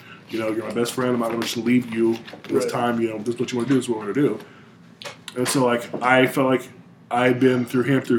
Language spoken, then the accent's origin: English; Michigan, United States; moved away; I'm from Michigan